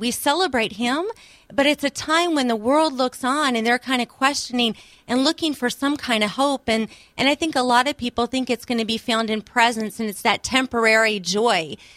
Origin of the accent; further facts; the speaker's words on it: outside of Richmond, Virginia, United States; I was born outside of Richmond, Virginia